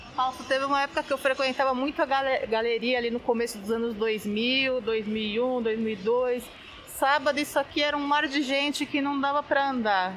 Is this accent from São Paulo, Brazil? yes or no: yes; São Paulo, Brazil; Como boa paulistana